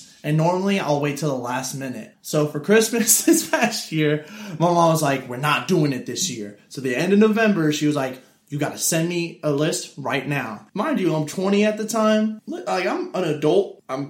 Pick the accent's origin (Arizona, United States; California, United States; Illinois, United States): Illinois, United States; Chicago; moved away; I've not lived in Chicago for a long time, but I'm all Chicago everything.